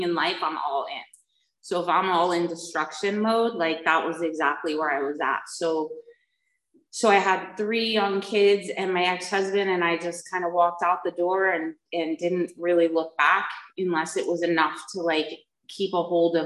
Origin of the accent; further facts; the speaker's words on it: United States; moved away; also born or lived in New Jersey; I was raised back east in New York and New Jersey